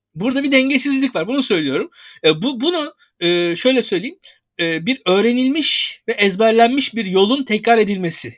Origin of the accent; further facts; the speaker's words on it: İzmir, Turkey; İzmirliyim ben